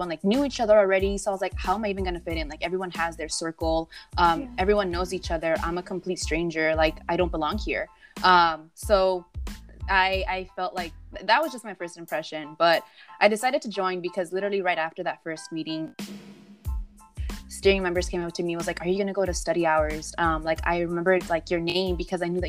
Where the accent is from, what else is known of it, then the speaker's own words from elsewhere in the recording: Los Angeles, California, United States; I am proudly from South Central Los Angeles